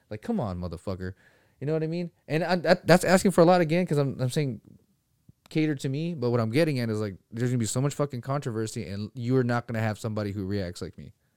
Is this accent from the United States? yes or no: no; Philippines; moved away; I'm from the fucking Philippines.